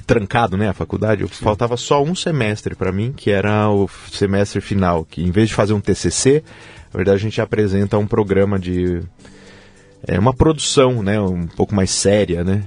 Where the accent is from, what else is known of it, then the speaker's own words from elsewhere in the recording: Jundiaí, São Paulo, Brazil; moved away as an adult; now in Aalborg, Denmark; Eu nasci em Jundiaí, sou natural de Jundiaí.